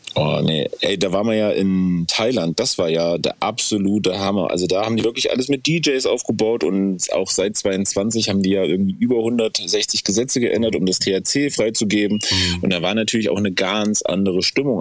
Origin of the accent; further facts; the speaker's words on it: Germany; als Deutsche sind wir ja